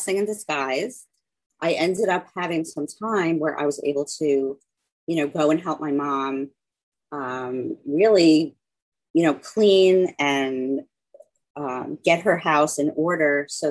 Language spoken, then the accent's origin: English; Long Island, New York, United States; moved away as an adult; I grew up on Long Island